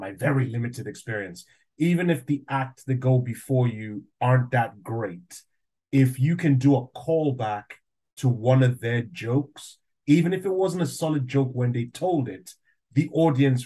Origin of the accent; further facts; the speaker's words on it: Nigeria; accent: Nigerian; now in United Kingdom; I'm half Nigerian and I grew up in Nigeria, so I can do the Nigerian accent.